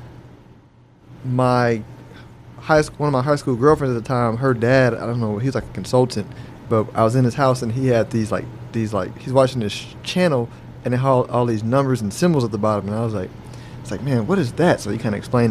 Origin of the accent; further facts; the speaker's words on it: Houston, Texas, United States; I grew up in Houston, close to Willow Ridge